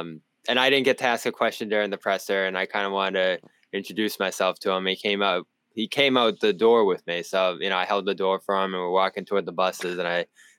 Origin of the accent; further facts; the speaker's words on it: Boston, Massachusetts, United States; accent: Boston; your name really brings out my Boston accent